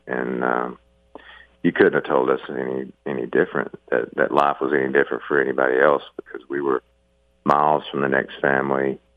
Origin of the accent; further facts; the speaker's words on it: the South, United States; growing up in the South when I did